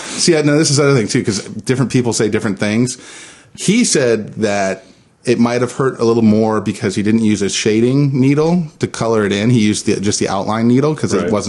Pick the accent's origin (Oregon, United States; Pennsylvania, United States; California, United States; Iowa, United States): California, United States; San Diego; celebrated my my 20th year in San Diego, and my family's from San Diego. I'm from San Diego, so I consider myself a San Diegan.